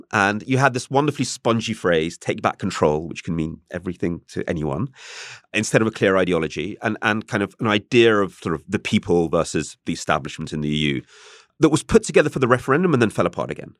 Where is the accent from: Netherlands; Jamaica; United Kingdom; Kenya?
United Kingdom; England; I'm English